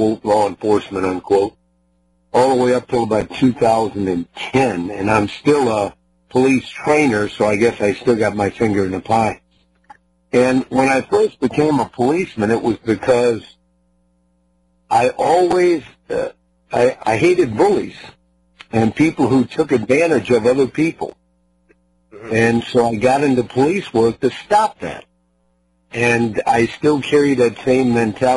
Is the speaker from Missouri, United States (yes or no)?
yes; St. Louis, Missouri, United States; moved away as an adult; now in Springfield, United States; I grew up in the St. Louis area, and I moved down to the Springfield, Missouri area, where I now reside